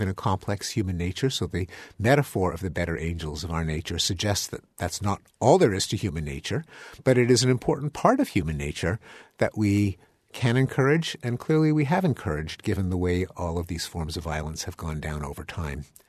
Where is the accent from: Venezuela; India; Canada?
Canada; now in United States; I'm a Canadian, I'm an immigrant